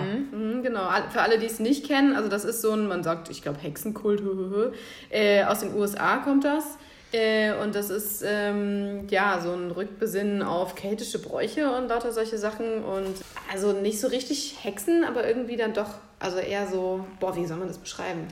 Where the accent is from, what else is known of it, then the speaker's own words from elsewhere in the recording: Central Hesse, Germany; ich komme halt aus Mittelhessen